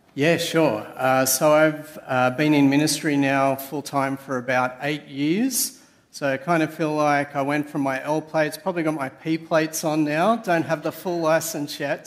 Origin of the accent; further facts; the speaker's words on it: Sydney, New South Wales, Australia; moved away as an adult; now in Canberra, Australia; I'm originally a Sydney sider